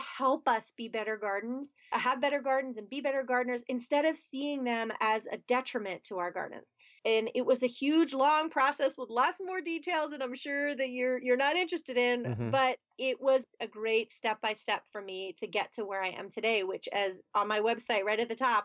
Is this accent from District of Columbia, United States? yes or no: no; outside of Philadelphia, Pennsylvania, United States; moved away as an adult; now in Pittsburgh, United States; I grew up outside of Philadelphia, Pennsylvania, which is on one side of the state